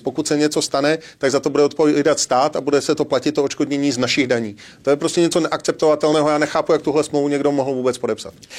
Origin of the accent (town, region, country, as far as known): Czechia